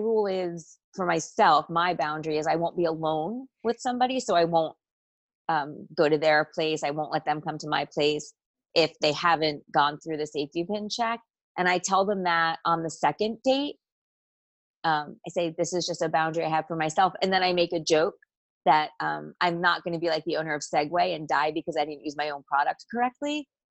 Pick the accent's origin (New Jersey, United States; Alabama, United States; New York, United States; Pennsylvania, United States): New Jersey, United States; If all you know about me is … from New Jersey, you're not going to get a full picture of where I've lived and what I've done